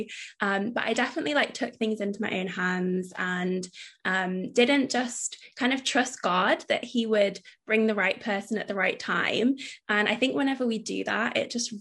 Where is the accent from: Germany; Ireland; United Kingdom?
United Kingdom; it's us being British